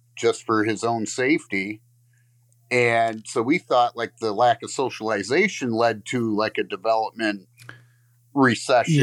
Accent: Lakeview, Michigan, United States; I'm from Lakeview, Michigan.

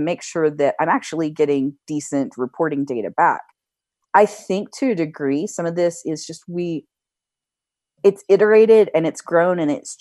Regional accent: United States; I'm an American

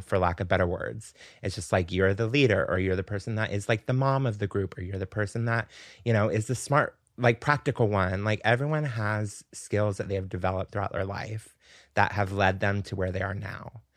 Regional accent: Pensacola, Florida, United States; moved away as an adult; now in New York, United States; I grew up in Pensacola, which is Florida

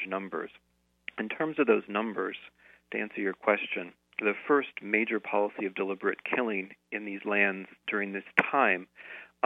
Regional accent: United States; growing up in the United States

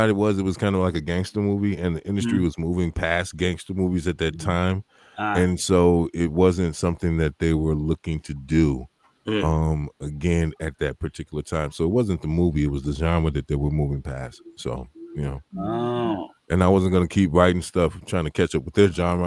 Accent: Chicago, Illinois, United States; Born and raised Southside

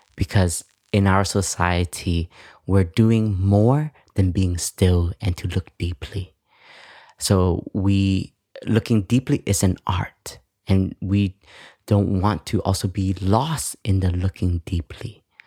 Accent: Canada; I grew up in Canada

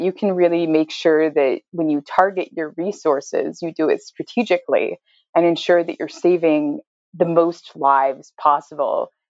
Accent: Buffalo, New York, United States; I grew up in Buffalo, which is totally disgusting

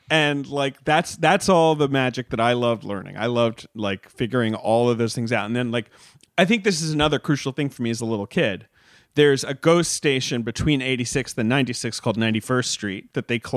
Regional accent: Long Island, New York, United States; moved away as an adult; also born or lived in Los Angeles; I'm from Long Island

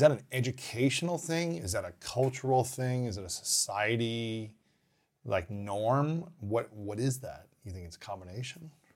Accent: Ohio, United States; also born or lived in Minnesota / Missouri / Saint Louis / Alabama; now in Los Angeles, United States; I grew up in Ohio.

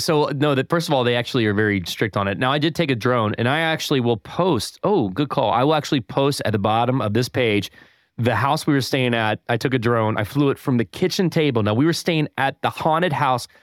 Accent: Winston-Salem, North Carolina, United States; now in Tampa, United States; I'm from Winston-Salem

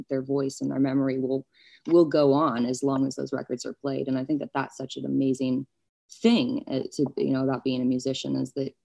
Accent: New York, United States; I grew up in New York

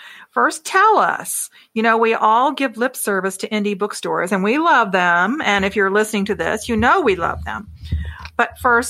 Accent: across the bay from Tampa, Florida, United States; Tampa, Florida, right across the bay from my hometown

